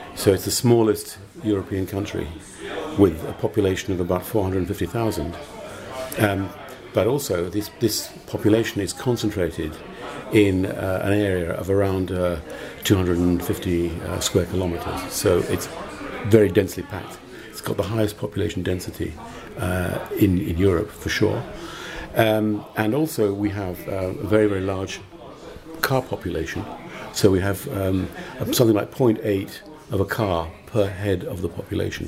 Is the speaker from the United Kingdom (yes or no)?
yes; United Kingdom; moved away as an adult; now in Malta; I'm British, but I've been living in Malta for 25 years.